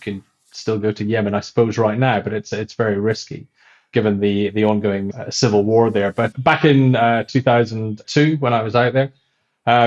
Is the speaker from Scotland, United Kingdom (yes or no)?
yes; Scotland, United Kingdom; I'm Scottish